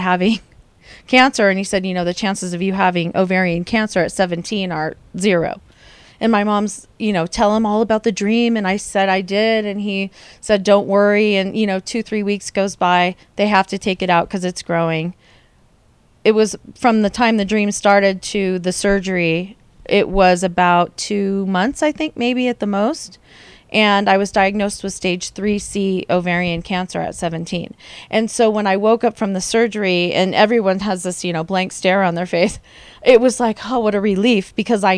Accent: San Diego, California, United States; I grew up in San Diego

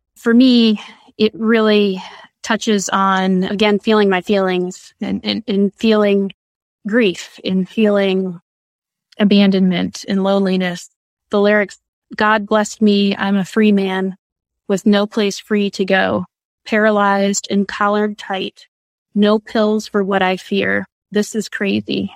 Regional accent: Michigan, United States; now in Texas, United States; I'm originally from Michigan

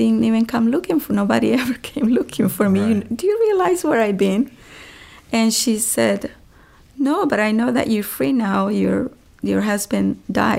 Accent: Honduras; English is a second language; now in Los Angeles, United States; I'm from Honduras

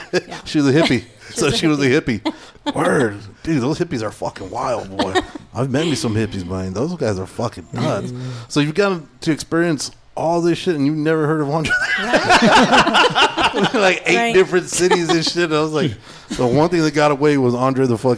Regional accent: Idaho, United States; Is that an excuse? I'm from Idaho, so I don't.

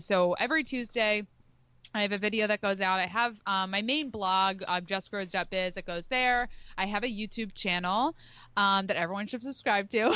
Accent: Philadelphia, Pennsylvania, United States; now in Rhode Island, United States; I live in Rhode Island, but I'm from the Philadelphia area

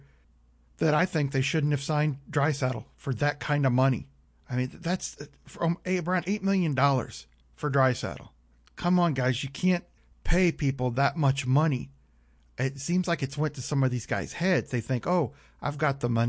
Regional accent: St. Louis, Missouri, United States; I'm from St. Louis

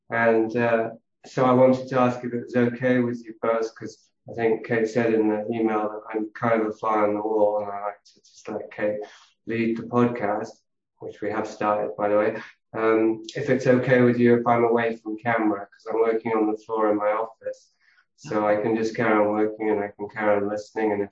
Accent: Yorkshire and the Humber, United Kingdom; born there; So I was born in Yorkshire, uh, in the north of England, into a wealthy family who were entrepreneurs, pioneers

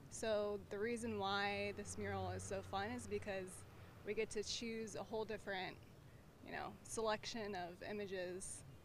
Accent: Midwest, United States; moved away; I'm from the Midwest, so it's not too different from where I come from.

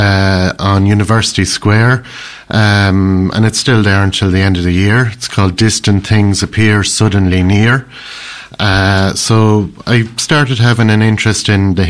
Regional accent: Ireland; I'm an Irish man.

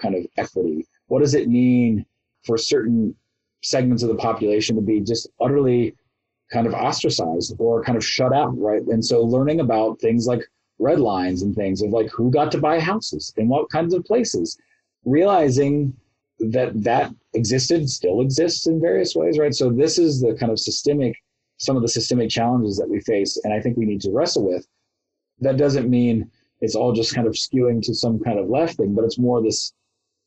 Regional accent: Ohio, United States; also born or lived in New York; now in Kansas, United States; I grew up in Ohio, lived in New York for a lot, and now I'm in Kansas

